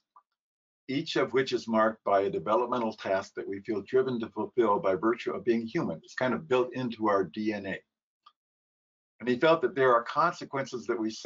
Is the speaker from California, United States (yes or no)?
yes; California, United States; now in New York, United States; Originally a Californian, but now I'm a New Yorker